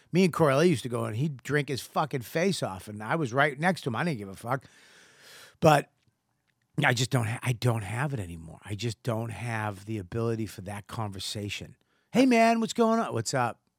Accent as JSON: {"language": "English", "town": "Boston", "region": "Massachusetts", "country": "United States", "tie": "born or raised there", "said": "it's just in me from childhood and growing up in Boston"}